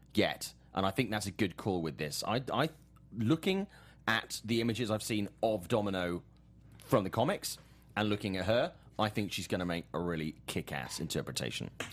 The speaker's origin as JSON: {"language": "English", "town": "Swansea", "region": "Wales", "country": "United Kingdom", "tie": "born or raised there", "said": "my, my hometown of Swansea in, in the U K"}